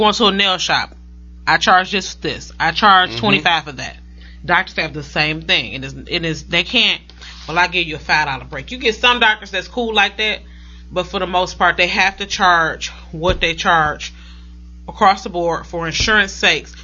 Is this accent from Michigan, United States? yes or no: yes; Detroit, Michigan, United States; I was born in Hutzel Hospital.